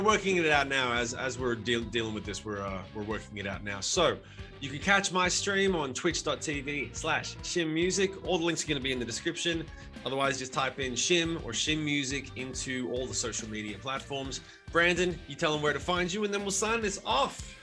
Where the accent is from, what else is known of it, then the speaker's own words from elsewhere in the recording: Sydney, New South Wales, Australia; now in United States; I grew up in Sydney